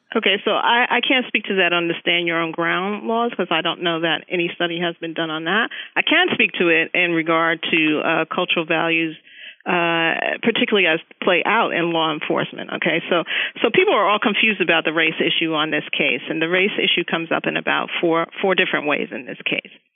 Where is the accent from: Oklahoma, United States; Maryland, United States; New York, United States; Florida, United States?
New York, United States; moved away; I'm originally from New York